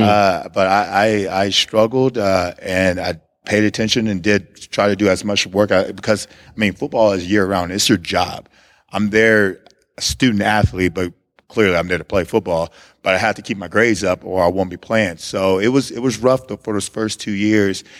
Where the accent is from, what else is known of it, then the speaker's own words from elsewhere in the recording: Hitchcock, Texas, United States; moved away as an adult; also born or lived in Missouri; I was born in Texas City. I grew up in Hitchcock